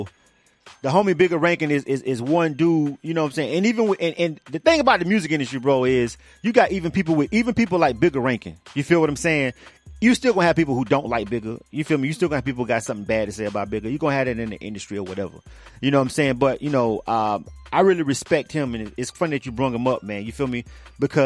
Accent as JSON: {"language": "English", "region": "Florida", "country": "United States", "moved": "as an adult", "lives_now": "Atlanta, United States", "said": "I've kept my Florida about me, I guess I can say, for these whole 20 years"}